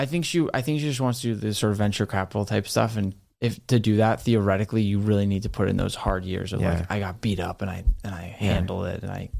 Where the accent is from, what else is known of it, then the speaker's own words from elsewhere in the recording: Boston, Massachusetts, United States; No. I'm from Boston.